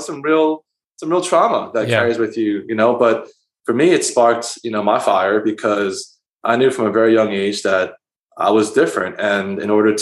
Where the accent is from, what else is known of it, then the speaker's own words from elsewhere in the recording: Philadelphia, Pennsylvania, United States; moved away as an adult; also born or lived in Queens, New York; now in New York, United States; I was born and raised in Philadelphia